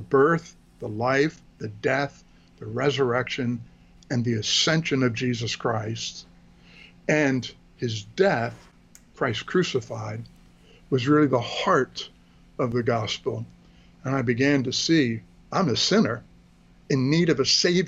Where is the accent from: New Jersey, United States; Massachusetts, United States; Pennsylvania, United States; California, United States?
Pennsylvania, United States; Philadelphia; moved away as an adult; also born or lived in Washington, D.C. area; I was born in the greater Philadelphia area, southeastern Pennsylvania, with a heavily German Lutheran influence. So I was brought up in the Lutheran Church.